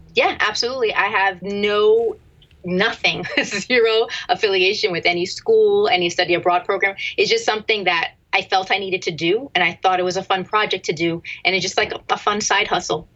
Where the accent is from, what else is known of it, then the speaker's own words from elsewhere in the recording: Easton, Pennsylvania, United States; I was born and raised in Easton, Pennsylvania